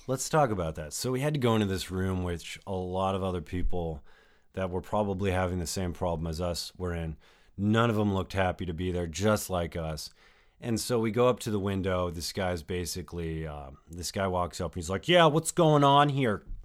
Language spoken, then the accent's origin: English; New Mexico, United States; I spent a good time of my life, uh, growing up in New Mexico